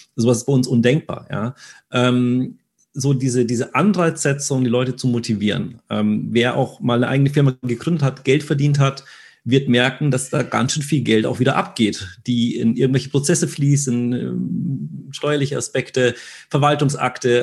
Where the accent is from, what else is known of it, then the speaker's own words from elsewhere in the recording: Germany; wir sind sehr rational als Deutsche